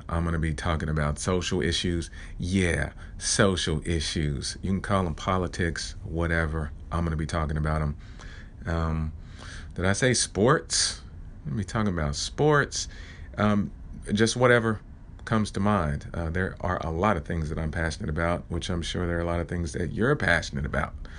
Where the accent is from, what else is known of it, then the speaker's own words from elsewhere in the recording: Oklahoma, United States; I am from Oklahoma